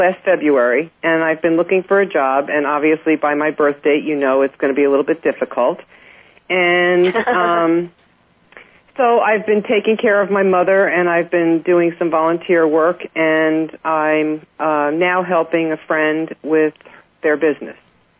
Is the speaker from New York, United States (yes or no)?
yes; Manhattan, New York, United States; born there; You're not going to believe this, but I was born in Manhattan. And I lived on Staten Island when I was a baby.